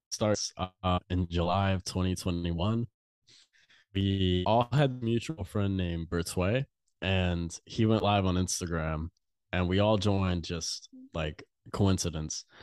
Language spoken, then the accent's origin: English; Louisiana, United States; So if I go anywhere and say that I'm from Louisiana, people are like, oh my God.